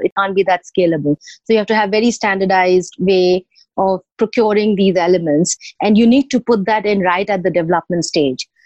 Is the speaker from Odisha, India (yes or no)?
yes; Bhubaneswar, Odisha, India; Bhubaneswar, which also happens to be my hometown